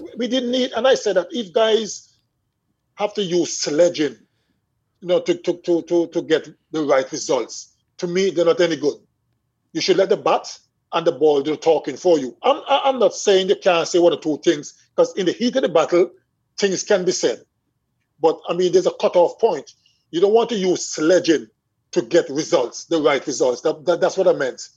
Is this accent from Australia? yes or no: no; Swetes, Antigua & Barbuda; I remember growing up in Swedes